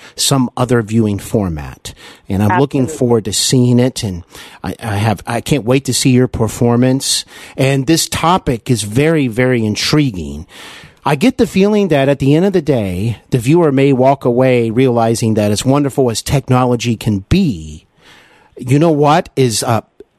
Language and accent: English; Cincinnati, Ohio, United States; also born or lived in Los Angeles, California / North Carolina; Cincinnati is my hometown